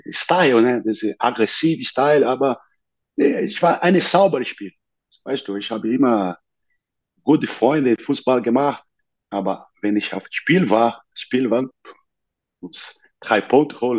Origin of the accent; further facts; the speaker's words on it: São Paulo, Brazil; born there; German is a second language; in der Nähe von São Paulo, wo ich geboren bin